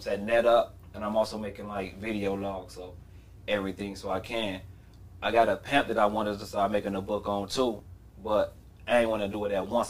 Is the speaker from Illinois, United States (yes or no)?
yes; Chicago, Illinois, United States; I was from the West Side.